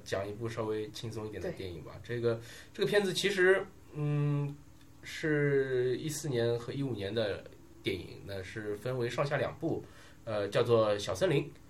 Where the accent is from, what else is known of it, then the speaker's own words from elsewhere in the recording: China; 我们作为中国人啊